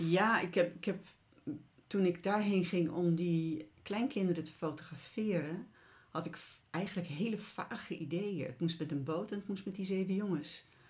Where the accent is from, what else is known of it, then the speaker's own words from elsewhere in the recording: Utrecht, Netherlands; moved away; de plek waar ik geboren ben en waar we dus een tijd gewoond hebben in Utrecht.